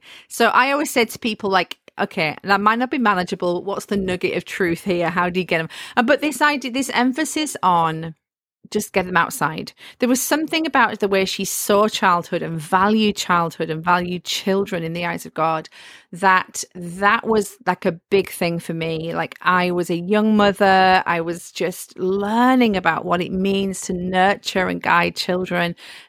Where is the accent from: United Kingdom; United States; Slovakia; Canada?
United Kingdom; the north of England; And I love history as well. And I'm from the North.